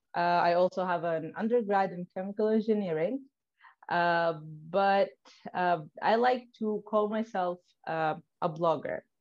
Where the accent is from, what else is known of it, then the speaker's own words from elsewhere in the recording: Tripoli, Libya; moved away; I was born and raised in Tripoli.